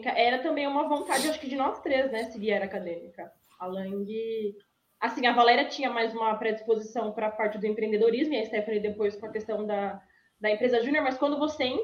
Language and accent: Portuguese; Araras, São Paulo, Brazil; É, eu sou de Araras, né? E aí eu sempre. A minha história começa. Eu gosto de falar que eu sou de Araras porque é, foi a partir de lá, né? Em Araras eu já tinha um sonho.